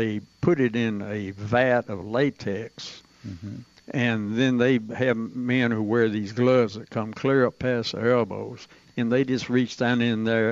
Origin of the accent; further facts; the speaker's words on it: Tullahoma, Tennessee, United States; I was born in Tullahoma.